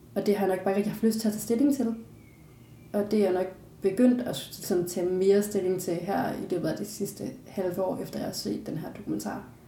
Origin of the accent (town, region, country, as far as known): Denmark